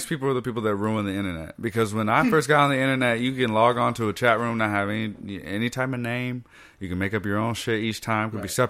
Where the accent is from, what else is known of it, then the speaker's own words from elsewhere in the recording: the South, United States; I'm from the South.